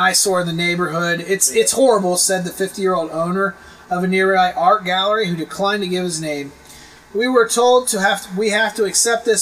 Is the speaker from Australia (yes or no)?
no; United States; we're American